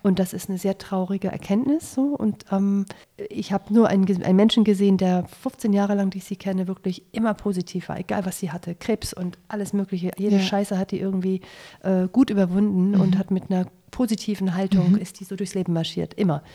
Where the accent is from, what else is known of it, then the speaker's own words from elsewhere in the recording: Germany; als Deutsche